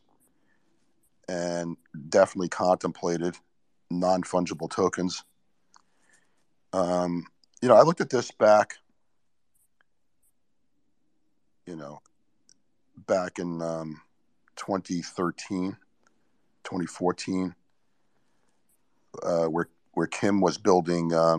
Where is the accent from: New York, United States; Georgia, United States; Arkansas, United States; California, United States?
New York, United States; I was born in New York, so I grew up with a lot of graffiti